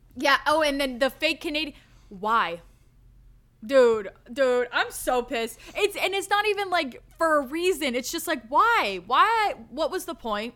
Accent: the South, United States; I'm from the South

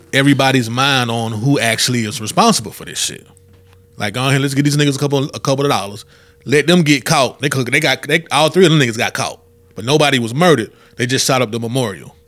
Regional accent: Columbus, United States; in my hometown, in Columbus

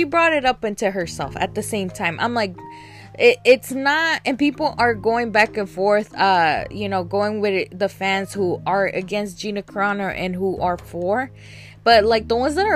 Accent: Alabama, United States; now in Texas, United States; I grew up in Alabama

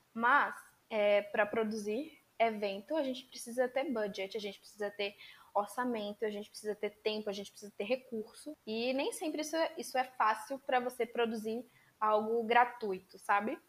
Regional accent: Bahia, Brazil; eu sou baiana, estudo na Universidade do Estado da Bahia

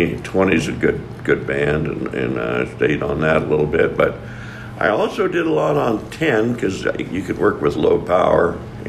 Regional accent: Colorado, United States; moved away as an adult; now in Hot Springs, Arkansas, United States; anyway, I am from Colorado, been here in Arkansas 25 years now

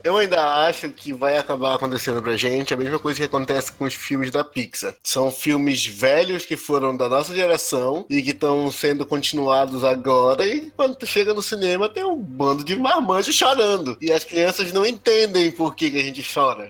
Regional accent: Santarém, Pará, Brazil; crescendo em Santarém

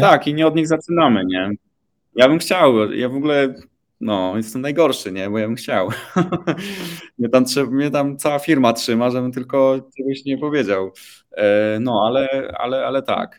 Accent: Poland; Pochodzę z Polski

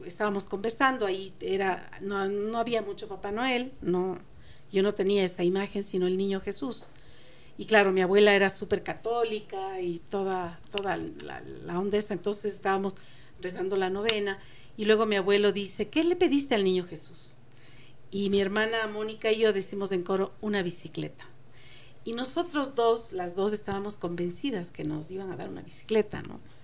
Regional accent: Quito, Pichincha, Ecuador; also born or lived in Cuenca; nosotros vivíamos en Quito cuando yo era niña, pues, yo soy de Cuenca, pero vinimos eh, a muy temprana edad

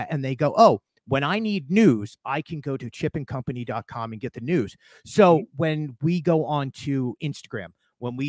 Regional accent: Philadelphia, Pennsylvania, United States; now in Orlando, United States; here I am from Philly

